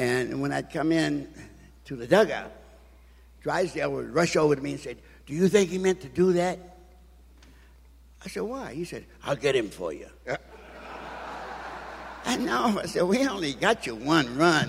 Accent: Washington, District of Columbia, United States; I'm from Washington, D.C., and lived in, as I remember, in public housing

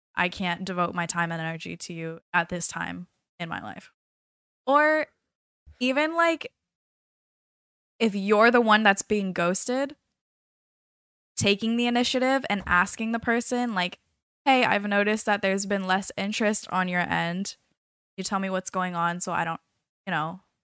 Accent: California, United States; moved away as an adult; now in South Florida, United States; I am from California

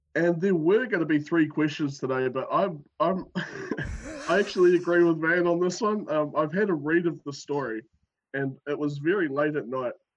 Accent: New Zealand; accent: New Zealand

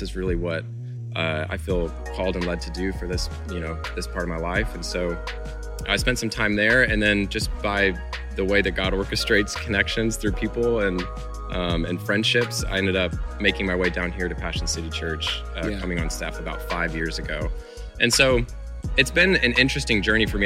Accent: Illinois, United States; I'm originally from Illinois. I grew up there

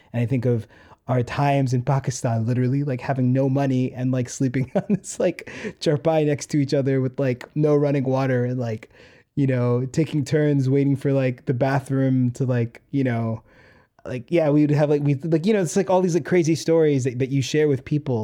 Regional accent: New York City, New York, United States; I'm so New York. I'm so, I'm so Queens.

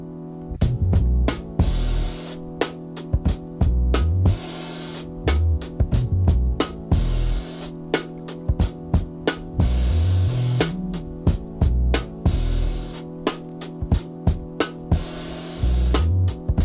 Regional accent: Portland, Oregon, United States; growing up in Portland

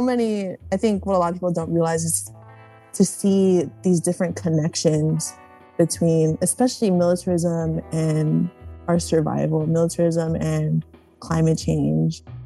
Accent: American Samoa; moved away as an adult; I was born and raised in American Samoa

